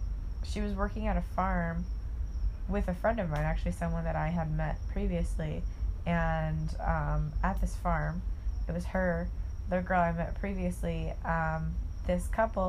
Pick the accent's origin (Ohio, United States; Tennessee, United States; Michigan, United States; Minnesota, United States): Ohio, United States; Auburn; I'm from Auburn, Ohio